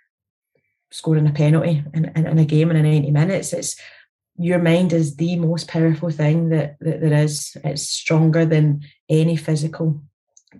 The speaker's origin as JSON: {"language": "English", "region": "Scotland", "country": "United Kingdom", "tie": "born or raised there"}